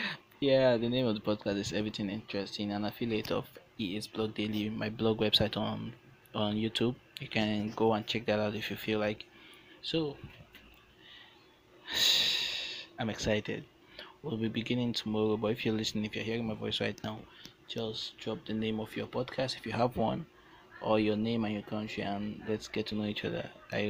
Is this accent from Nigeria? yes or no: yes; Nigeria; I'm Nigerian